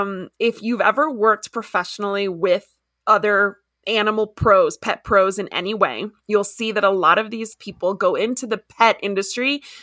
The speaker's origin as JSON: {"language": "English", "town": "Miami", "region": "Florida", "country": "United States", "tie": "born or raised there", "also_born_or_lived": "Washington, D.C. / DeRidder", "said": "I grew up in Miami and then I lived in DC. So I've lived in like these big metropolises."}